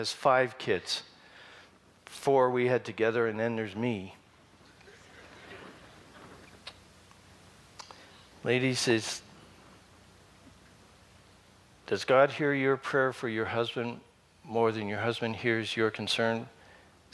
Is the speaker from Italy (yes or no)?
no; Canada; That's about as Canadian as I can get.